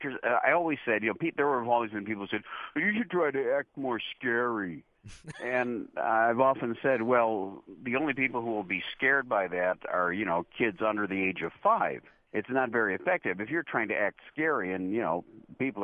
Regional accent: Morton Grove, Illinois, United States; also born or lived in Chicago; I was born in Chicago, and about 4 years after that, we moved to some suburbs of Chicago

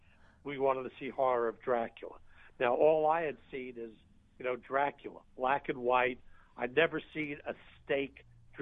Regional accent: New York, United States; growing up in New York

